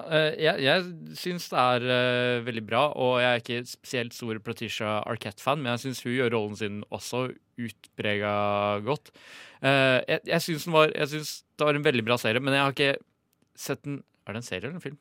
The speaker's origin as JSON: {"language": "Norwegian", "town": "Ringebu", "region": "Innlandet", "country": "Norway", "said": "vi er jo fra Ringebu Gudbrandsdalen"}